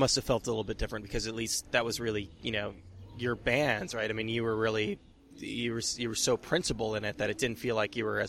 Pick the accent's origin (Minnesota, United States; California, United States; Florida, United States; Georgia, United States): California, United States; outside of San Francisco; moved away; I am from outside of San Francisco